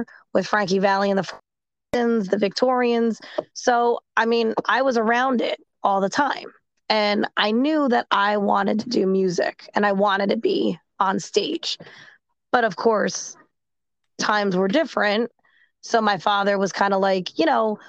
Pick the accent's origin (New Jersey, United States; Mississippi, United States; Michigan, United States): New Jersey, United States; most people, they don't even realize that I'm from New Jersey until maybe I start talking or I tell them.